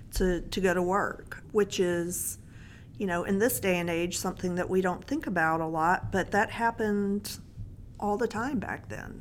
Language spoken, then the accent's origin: English; Mississippi, United States; I was a protected little white girl in a small town in Mississippi